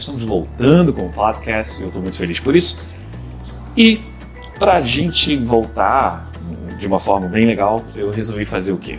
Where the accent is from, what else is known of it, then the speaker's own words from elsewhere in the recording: Rio de Janeiro, Brazil; aqui no Rio de Janeiro, minha cidade natal. Para quem não sabe, sou carioca, com muito orgulho